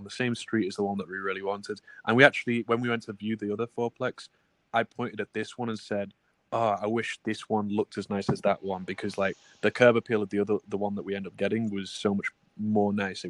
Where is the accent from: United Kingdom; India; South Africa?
United Kingdom; England; now in United States; I didn't qualify because I'm English and I'm on an E2 visa. I don't have a green card here.